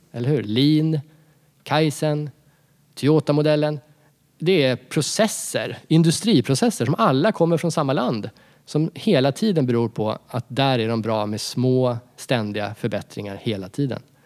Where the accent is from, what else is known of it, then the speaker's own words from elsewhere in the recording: Sweden; jag som svensk